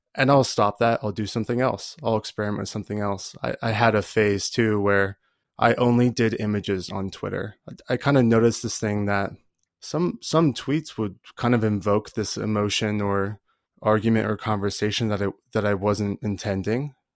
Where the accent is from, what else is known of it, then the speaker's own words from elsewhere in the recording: Colorado, United States; I'm from Colorado